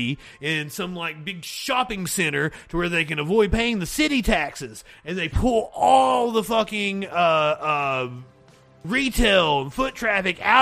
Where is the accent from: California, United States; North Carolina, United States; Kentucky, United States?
Kentucky, United States; Eastern; I am from Eastern Kentucky. I'm from the coal fields of Eastern Kentucky.